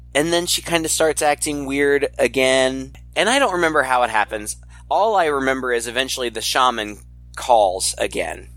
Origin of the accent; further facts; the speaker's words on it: United States; being an American and not very culturally savvy